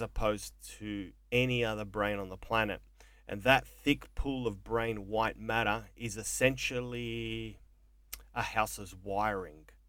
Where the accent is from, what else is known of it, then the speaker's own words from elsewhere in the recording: Melbourne, Victoria, Australia; also born or lived in Mornington Peninsula, Victoria; a fucking wog growing up in Coburg that never finished algebra in high school